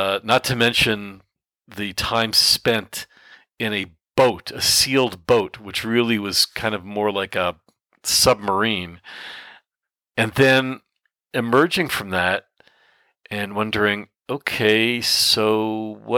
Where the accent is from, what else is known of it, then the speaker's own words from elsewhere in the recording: Canada; For my fellow Canadians